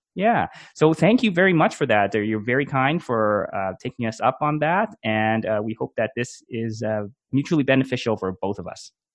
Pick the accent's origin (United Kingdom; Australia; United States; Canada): Canada; a Canadian hockey fan